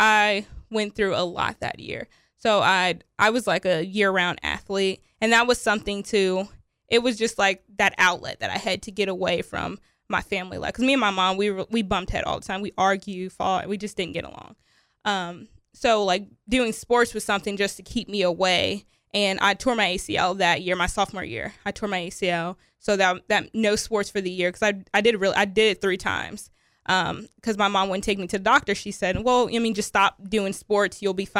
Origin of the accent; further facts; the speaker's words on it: Covington, Kentucky, United States; also born or lived in Chicago, Illinois; Yeah, a lot of moving around. Mostly in Kentucky, though. I was born in Chicago, Illinois. But my mom, when I was younger, we moved to Kentucky. So I lived in Covington, Kentucky, Hebron, Erlanger.